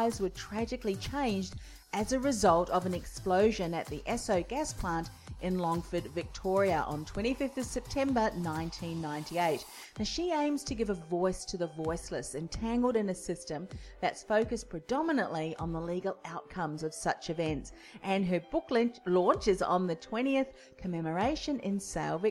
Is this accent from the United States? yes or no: no; New Zealand; now in Australia; I'm originally from New Zealand.